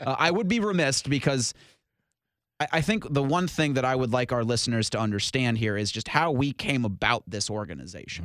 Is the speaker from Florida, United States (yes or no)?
no; Columbus, Ohio, United States; I'm from Columbus.